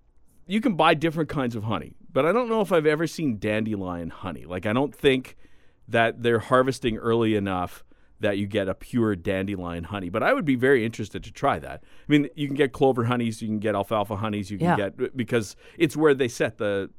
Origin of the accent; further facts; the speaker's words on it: Kleefeld, Manitoba, Canada; I grew up in Kleefeld.